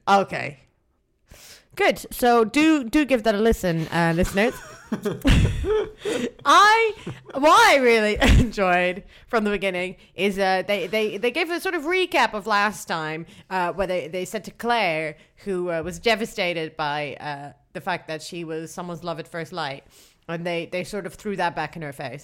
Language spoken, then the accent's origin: English; Netherlands; I'm from the Netherlands.